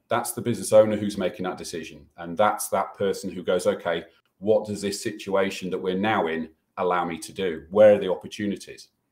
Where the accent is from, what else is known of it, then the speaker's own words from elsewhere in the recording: United Kingdom; we're British